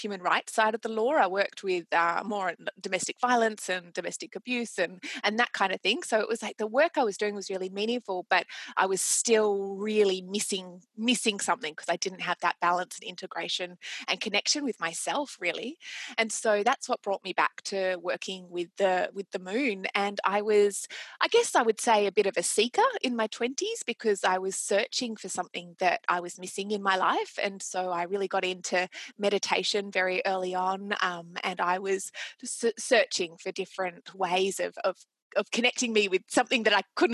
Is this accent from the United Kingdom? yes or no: no; Australia; accent: Australian; And I'm Australian, as you can probably tell from my accent